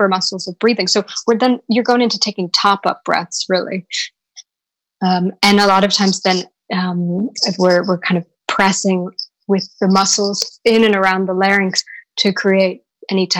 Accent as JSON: {"language": "English", "country": "United States", "moved": "yes", "lives_now": "London, United Kingdom", "said": "I'm American"}